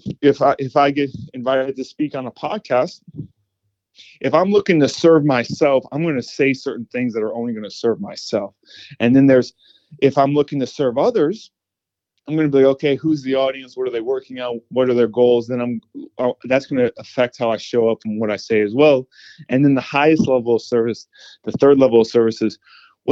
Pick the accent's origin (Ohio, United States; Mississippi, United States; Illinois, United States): Ohio, United States; Cleveland; now in Tampa, United States; I'm from Cleveland, Ohio